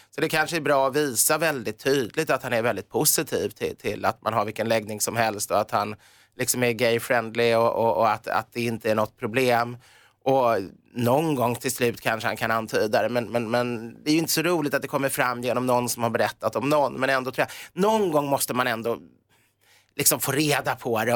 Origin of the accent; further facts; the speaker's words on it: Sweden; vi är svenskar